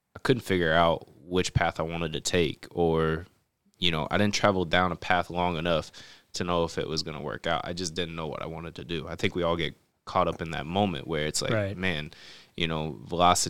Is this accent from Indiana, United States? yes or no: yes; Indiana, United States; now in California, United States; I grew up in Indiana, in a very small town